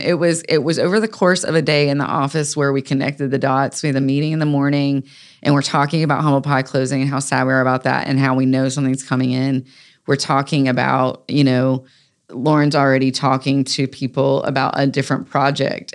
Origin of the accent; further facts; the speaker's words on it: Raleigh, North Carolina, United States; I grew up on North Hills Drive